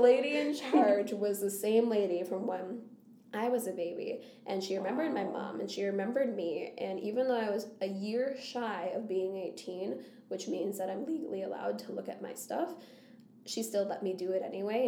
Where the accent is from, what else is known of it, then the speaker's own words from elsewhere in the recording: Scandia, Minnesota, United States; also born or lived in Bogota, Colombia / Wisconsin; they brought me to Scandia, Minnesota